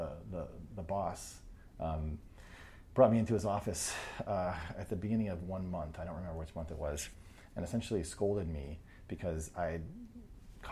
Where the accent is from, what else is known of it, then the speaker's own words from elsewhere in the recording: New Hampshire, United States; I grew up in New Hampshire